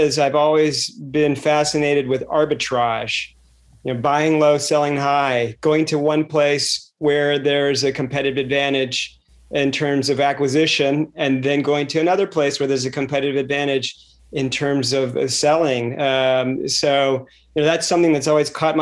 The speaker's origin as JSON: {"language": "English", "town": "Reston", "region": "Virginia", "country": "United States", "tie": "born or raised there", "said": "I grew up in the Washington, D.C. suburbs in Reston, Virginia"}